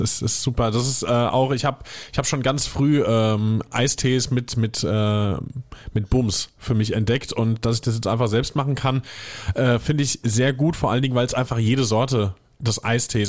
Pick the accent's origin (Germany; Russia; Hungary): Germany; Hesse; Wir sind beides gebürtige Hessen